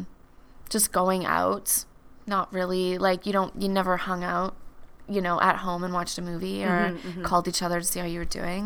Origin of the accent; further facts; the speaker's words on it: a small town in Manitoba, Canada; moved away as an adult; also born or lived in Vancouver, British Columbia; now in Calgary, Canada; I was born in Calgary, and then I lived in a small town in Manitoba with my mom and my brother until I left kind of after high school